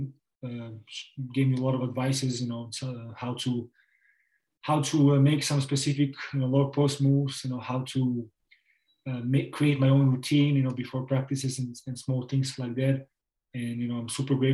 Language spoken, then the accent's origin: English; Novi Sad, Vojvodina, Serbia; English is a second language; moved away as an adult; also born or lived in Tucson, Arizona / Belgrade; now in Spain; Novi Sad, you know, my hometown.